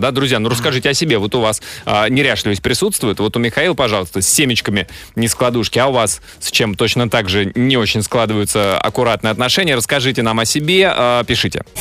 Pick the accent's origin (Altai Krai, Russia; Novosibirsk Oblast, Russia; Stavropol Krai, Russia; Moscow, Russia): Novosibirsk Oblast, Russia; Novosibirsk; now in Saint Petersburg, Russia; я родился в Новосибирске.